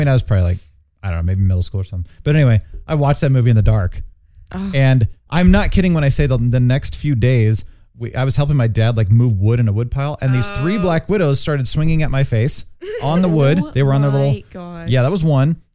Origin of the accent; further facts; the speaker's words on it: Phoenix, Arizona, United States; moved away; I grew up in Phoenix